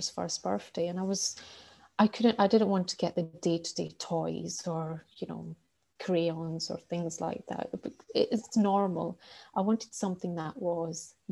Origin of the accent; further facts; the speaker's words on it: Scotland, United Kingdom; I'm from Scotland